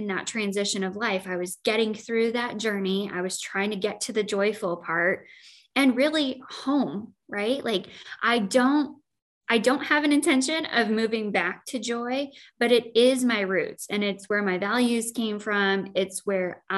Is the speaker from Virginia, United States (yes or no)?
no; Joy, Illinois, United States; now in Quad Cities, United States; I grew up in Joy, Illinois